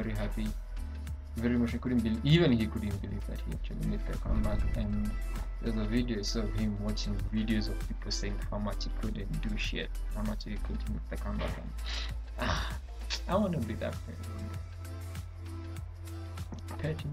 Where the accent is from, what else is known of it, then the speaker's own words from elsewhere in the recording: Kenya; we have our issues here with the Nigerians as Kenyans